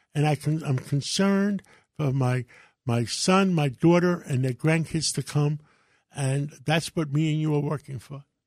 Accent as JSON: {"language": "English", "region": "New York", "country": "United States", "tie": "born or raised there", "also_born_or_lived": "Greece", "said": "I was born in Greece. Uh, my father was a lighthouse keeper. Uh, we, his brothers helped, helped him come to America. I was six months old. We lived on one hundred thirty-fifth Street, uh, right in, uh, Spanish Harlem"}